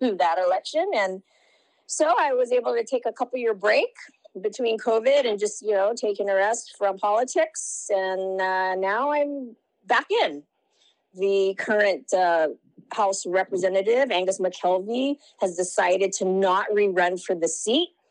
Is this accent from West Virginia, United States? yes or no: no; Lahaina, Hawaii, United States; I'm from Lahaina, Maui, Hawaii